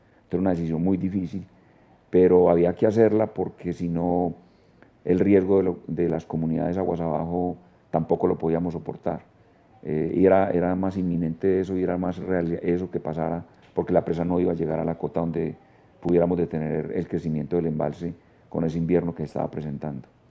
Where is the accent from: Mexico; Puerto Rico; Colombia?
Colombia; Guatapé, Antioquia; Yo soy de Guatapé, nací en Guatapé